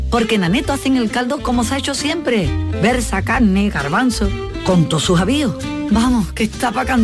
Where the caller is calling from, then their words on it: Ronda, Andalusia, Spain; Pues mira … de Ronda.